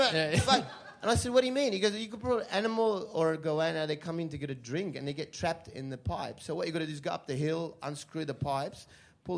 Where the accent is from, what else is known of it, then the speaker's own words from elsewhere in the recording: Sydney, New South Wales, Australia; I grew up in Punchbowl in Sydney